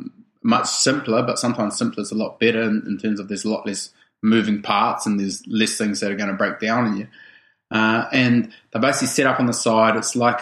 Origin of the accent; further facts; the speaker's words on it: New Zealand; I grew up in a small town in rural New Zealand, like population 600